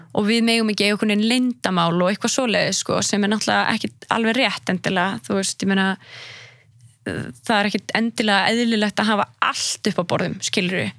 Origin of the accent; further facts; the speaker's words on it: Iceland; moved away as an adult; also born or lived in Marseille, France; ég var frá Íslandi